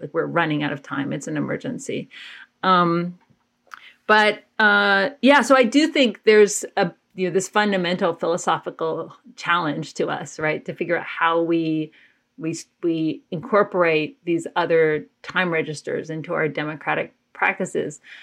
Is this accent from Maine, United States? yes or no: no; Athens, Georgia, United States; I grew up in Athens, Georgia